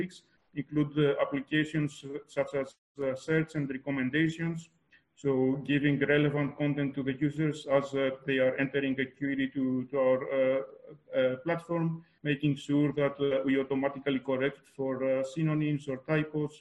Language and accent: English; Greece; moved away as an adult; now in Germany; I was born in Greece